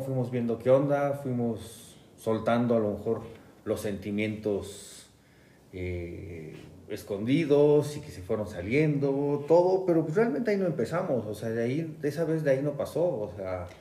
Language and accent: Spanish; Mexico City, Mexico; soy de la Ciudad de México